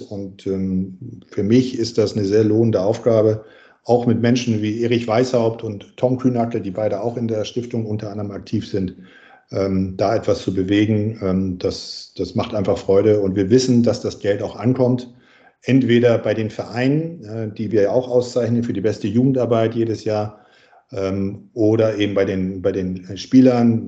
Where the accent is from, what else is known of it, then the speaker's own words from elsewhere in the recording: Winsen, Lower Saxony, Germany; ich komme aus Norddeutschland, also südlich von Hamburg, aus Winsen-Luhe